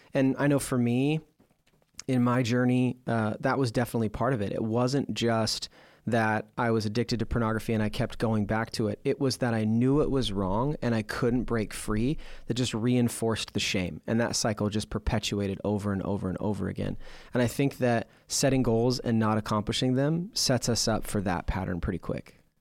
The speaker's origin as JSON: {"language": "English", "town": "Portland", "region": "Oregon", "country": "United States", "tie": "born or raised there", "said": "growing up in Portland, we had the Portland Winterhawks"}